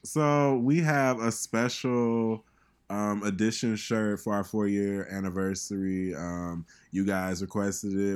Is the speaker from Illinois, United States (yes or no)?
yes; Chicago, Illinois, United States; moved away; I'm from Chicago